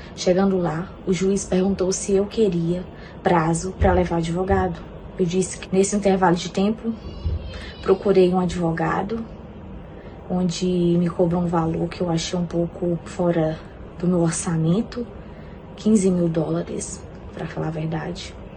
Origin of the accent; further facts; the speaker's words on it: Brazil; moved away as an adult; now in United States; eu sou brasileira, moro atualmente nos Estados Unidos há cerca de oito meses.